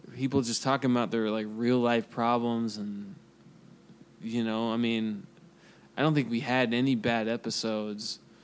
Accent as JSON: {"language": "English", "town": "Kansas City", "country": "United States", "said": "I'm from Kansas City"}